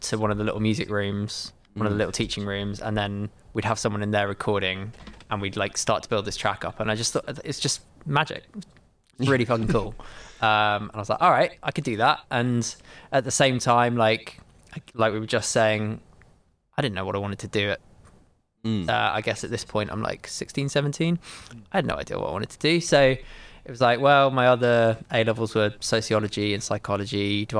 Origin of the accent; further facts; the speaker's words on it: Milton Keynes, South East England, United Kingdom; moved away as an adult; also born or lived in Brighton; I grew up in Milton Keynes.